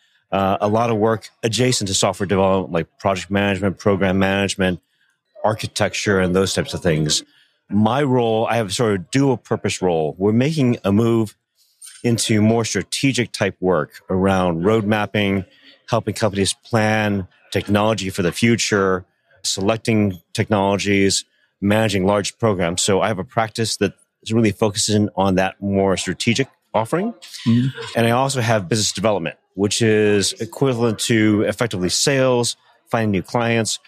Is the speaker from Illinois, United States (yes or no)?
yes; Chicago, Illinois, United States; moved away as an adult; also born or lived in San Francisco; now in Northwest Arkansas, United States; I was born and raised in Chicago